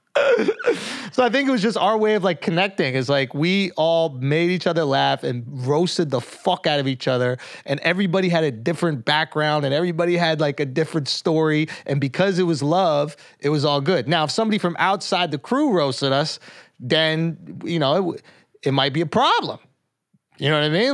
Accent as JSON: {"language": "English", "region": "New York", "country": "United States", "said": "I'm from New York"}